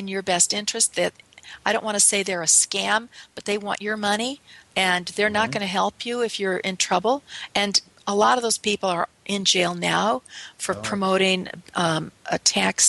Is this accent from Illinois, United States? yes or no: yes; north of Chicago, Illinois, United States; I grew up in Illinois, north of Chicago, and in our suburbs